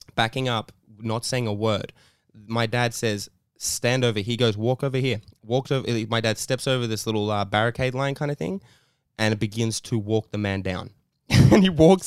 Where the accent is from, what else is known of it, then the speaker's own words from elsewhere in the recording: Sydney, New South Wales, Australia; we grew up in Redfern right when it was the it was the worst